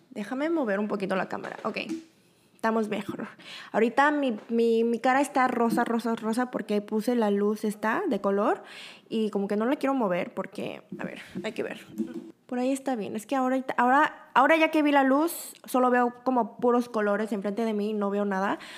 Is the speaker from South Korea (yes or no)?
yes; Busan, South Korea; born there; now in Seoul, South Korea; Y nosotros, mi familia y yo, nosotros originalmente somos de Busan, la segunda ciudad grande aquí en Corea. Mi familia entera vive en Busan